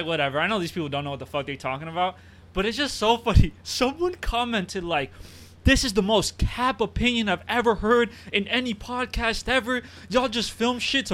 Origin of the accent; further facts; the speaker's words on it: Uruguay; I'm a Hispanic man. I'm from Uruguay